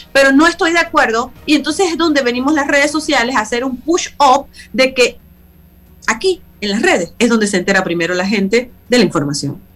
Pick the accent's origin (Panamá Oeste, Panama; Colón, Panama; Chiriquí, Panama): Panamá Oeste, Panama; San Miguelito; also born or lived in El Chorrillo, Panama City; siendo una persona que vengo de San Miguelito y que nací en el Chorrillo